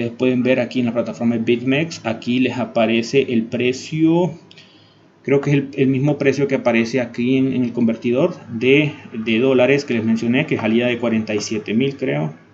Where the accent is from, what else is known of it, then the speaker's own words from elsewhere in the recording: Honduras; Pero no solo en países desarrollados, ahora también en países pequeños, por ejemplo en Honduras, en mi país, están empezando, creo que hasta ahora solo hay un cajero de Bitcoin